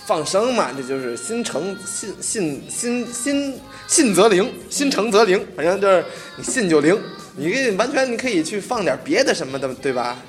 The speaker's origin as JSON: {"language": "Chinese", "region": "Tianjin", "country": "China", "tie": "born or raised there", "moved": "yes", "said": "要回到天津，我都故乡了"}